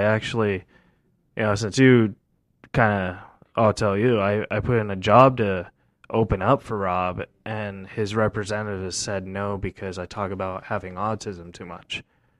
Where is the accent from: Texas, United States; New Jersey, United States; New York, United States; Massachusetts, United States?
Texas, United States; I'm Texan